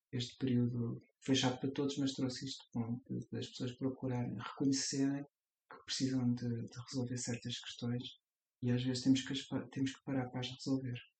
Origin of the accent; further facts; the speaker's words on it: Guimarães, Norte, Portugal; moved away; also born or lived in Leiria / Lisbon; eu venho de, de Guimarães, eh, acabei por viver em Leiria, fui estudar para Lisboa